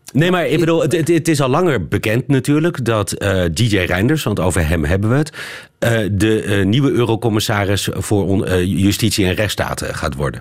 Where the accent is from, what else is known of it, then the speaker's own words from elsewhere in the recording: Netherlands; wij in Nederland